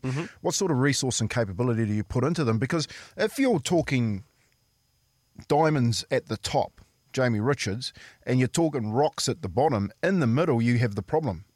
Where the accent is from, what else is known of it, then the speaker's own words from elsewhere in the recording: Waitara, Taranaki, New Zealand; my hometown. Yep. So Waitara, we had a we had a rugby club